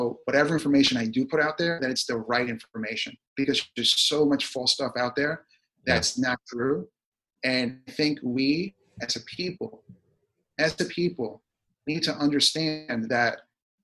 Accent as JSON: {"language": "English", "region": "Virginia", "country": "United States", "tie": "born or raised there", "said": "Virginia, my hometown"}